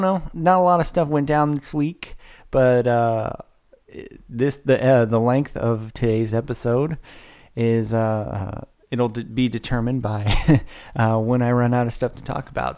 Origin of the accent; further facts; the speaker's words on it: Woodland, California, United States; now in Carmichael, United States; born and raised in Woodland, California, broadcasting live from a pre-recorded session via Carmichael, California